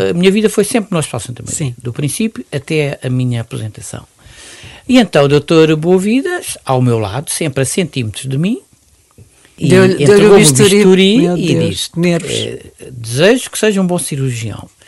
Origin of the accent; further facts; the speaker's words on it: Mozambique; now in Portugal; Nasci em Moçambique